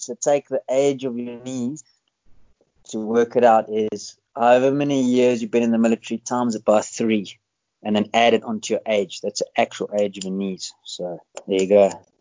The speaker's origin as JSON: {"language": "English", "town": "Johannesburg", "region": "Gauteng", "country": "South Africa", "tie": "born or raised there", "also_born_or_lived": "United Kingdom", "moved": "as an adult", "said": "born and raised in South Africa, I grew up in Johannesburg"}